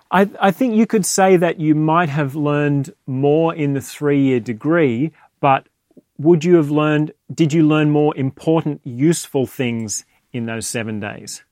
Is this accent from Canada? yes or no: no; Australia; now in London, United Kingdom; I was born in Australia, raised there.